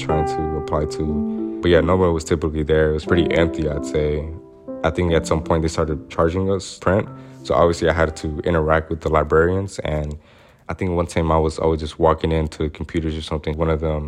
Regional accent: Little Rock, Arkansas, United States; I was raised in Southwest Little Rock, which I say is the segregated part of Little Rock, Arkansas

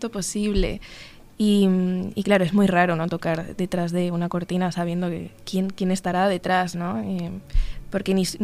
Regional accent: Uruguay; tenía unas ganas increíbles de, de venir porque es mi segunda casa, Uruguay, o sea, yo soy uruguaya también, entonces no es un, país ajeno

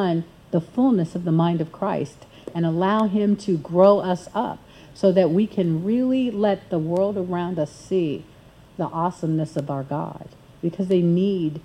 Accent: United States; as an American

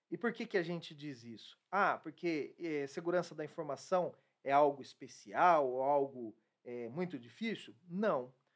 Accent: Brazil; como brasileiro

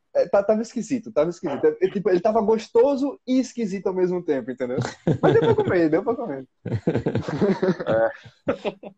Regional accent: Maceió, Alagoas, Brazil; now in São Paulo, Brazil; eu sou de Maceió. Lá fala biscoito. Mas agora eu tô morando aqui em São Paulo e aqui é bolacha

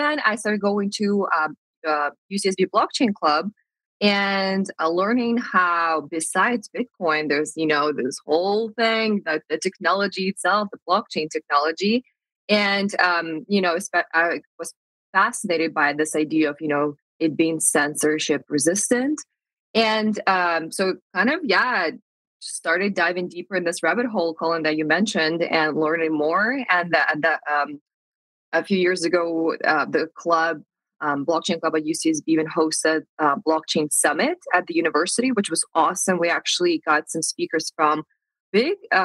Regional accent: Moscow, Russia; moved away as an adult; also born or lived in United States; I'm from Moscow, Russia, and I feel like growing up in Russia

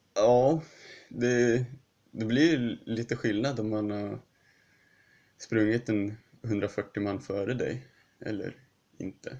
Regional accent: Sweden; also born or lived in Huddinge, Sweden

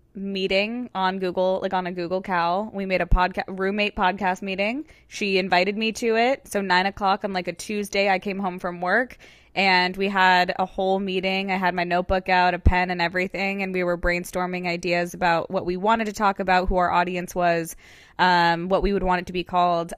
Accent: Georgia, United States; also born or lived in Connecticut / Orange County, California; now in Los Angeles, United States; I was born and raised in Georgia

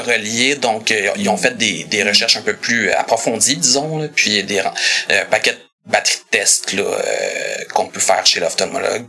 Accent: Saint-Hubert, Quebec, Canada; Je suis d'originaire de Saint-Hubert. J'habite toujours là-bas

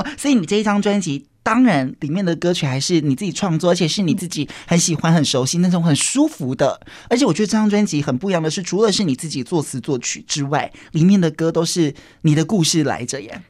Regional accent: Kaohsiung, Taiwan; 我是高雄人

